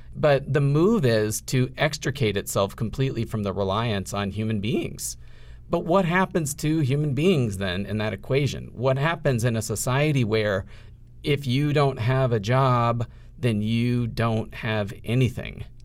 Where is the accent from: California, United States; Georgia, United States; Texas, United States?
Texas, United States; I grew up in Texas